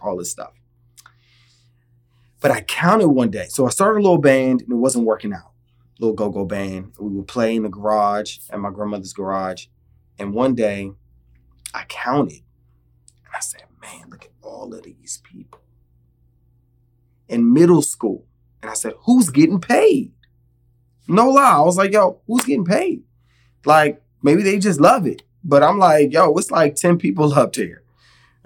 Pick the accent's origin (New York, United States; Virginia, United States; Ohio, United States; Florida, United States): Virginia, United States; originally I'm from Virginia, born and raised DMV, DC, Maryland, Virginia.